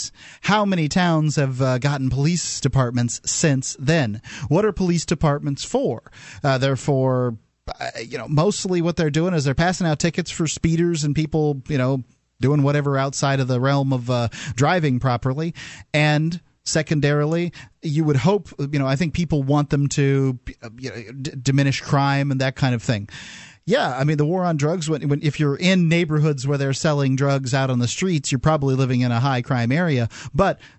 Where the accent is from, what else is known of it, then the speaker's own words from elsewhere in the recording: Bradenton, Florida, United States; also born or lived in Sarasota; now in New Hampshire, United States; I'm from Bradenton.